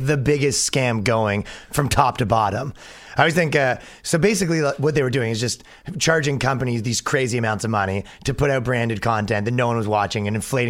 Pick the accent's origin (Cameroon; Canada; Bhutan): Canada; Toronto, Ontario; moved away as an adult; now in New York, United States; No, I'm from Toronto, Canada.